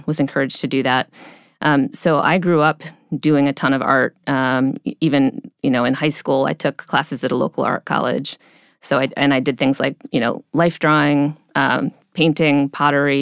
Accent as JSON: {"language": "English", "town": "Cleveland", "region": "Ohio", "country": "United States", "tie": "born or raised there", "said": "I grew up in the Midwest, um, uh, near Cleveland, Ohio"}